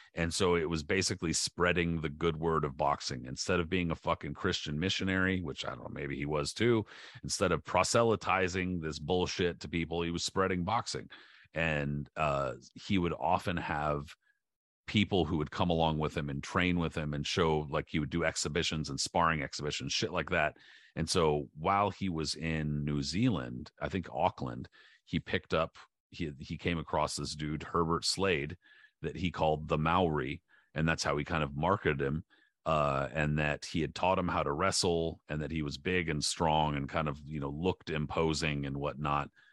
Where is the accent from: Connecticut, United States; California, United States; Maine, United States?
California, United States; San Diego; I grew up in San Diego